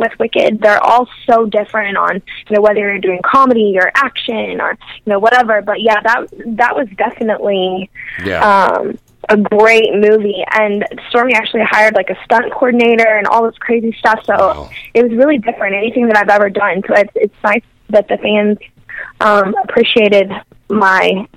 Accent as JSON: {"language": "English", "town": "Cordova", "region": "Tennessee", "country": "United States", "tie": "born or raised there", "moved": "yes", "said": "I grew up in Cordova"}